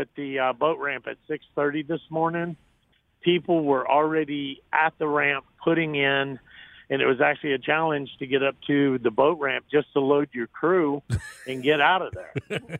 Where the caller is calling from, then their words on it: Clearwater Beach, Florida, United States; I'm calling from outside of Clearwater Beach.